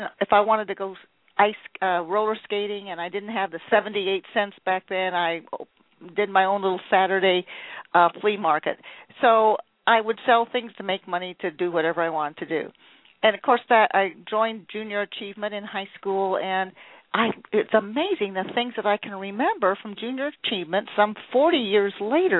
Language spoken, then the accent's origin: English; Fort Lauderdale, Florida, United States; I grew up in Fort Lauderdale